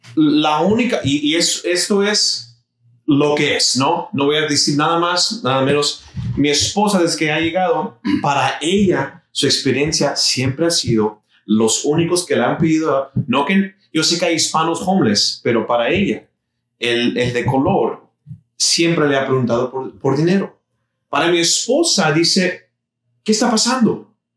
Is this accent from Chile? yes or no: no; Mexico; now in Houston, United States; Yo soy mexicano